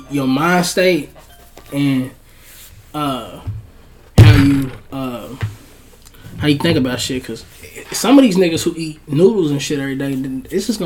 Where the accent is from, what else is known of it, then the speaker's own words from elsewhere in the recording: Brownsville, New York, United States; He's not from my hood though. Okay, I'm from Brownsville.